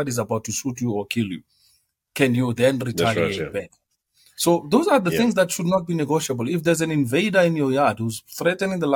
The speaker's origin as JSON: {"language": "English", "country": "South Africa", "said": "as South Africans"}